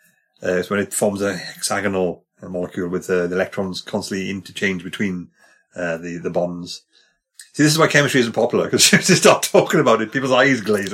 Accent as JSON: {"language": "English", "region": "Wales", "country": "United Kingdom", "said": "I say that as a Welshman."}